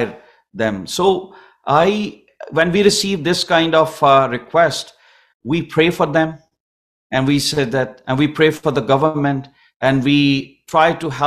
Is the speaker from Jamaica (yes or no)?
no; Pakistan; now in Canada